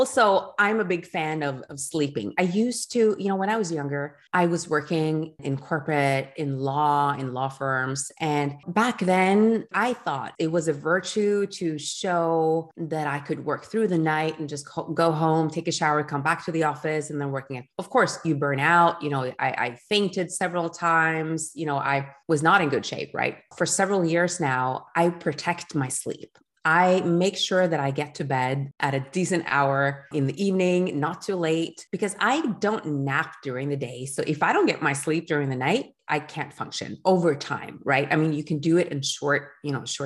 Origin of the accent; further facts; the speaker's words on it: Norway; moved away as an adult; also born or lived in Geneva, Switzerland; we decided to move to Norway, which is my home country